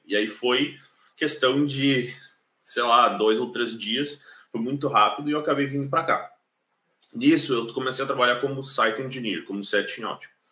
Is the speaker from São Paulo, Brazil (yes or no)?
no; Caxias do Sul, Rio Grande do Sul, Brazil; moved away as an adult; now in Ireland; eu sou de Caxias do Sul, na Serra Gaúcha. Eu moro na Irlanda já fazem dois anos e meio